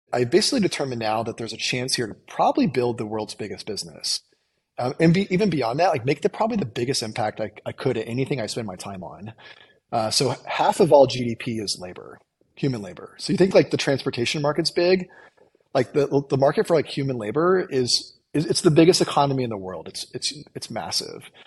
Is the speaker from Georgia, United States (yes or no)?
no; Illinois, United States; I grew up in the Midwest on a farm in Illinois